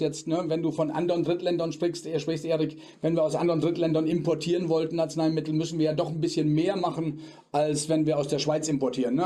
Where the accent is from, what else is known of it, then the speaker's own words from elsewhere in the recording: Germany; bei uns in Deutschland